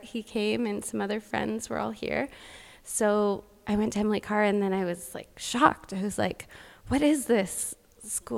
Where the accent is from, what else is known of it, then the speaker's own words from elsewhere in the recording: Alberta, Canada; moved away as an adult; now in Vancouver, Canada; I grew up in Alberta, so I ended up going to Red Deer College